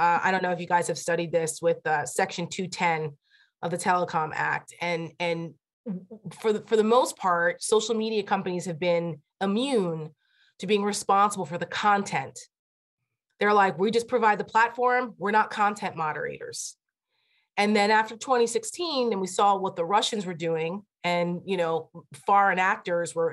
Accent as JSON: {"language": "English", "area": "Bergen County", "region": "New Jersey", "country": "United States", "tie": "born or raised there", "moved": "yes", "lives_now": "Northern Virginia, United States", "said": "He was a police officer for 40 years in my hometown and a volunteer fireman"}